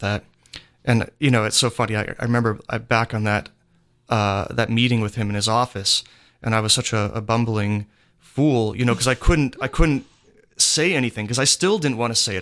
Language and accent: English; Pennsylvania, United States; I'm from Pennsylvania